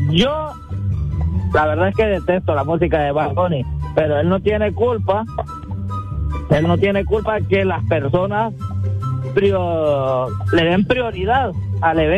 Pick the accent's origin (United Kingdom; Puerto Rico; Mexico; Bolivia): United Kingdom; England; Ah, pero como yo no soy español, yo soy inglés.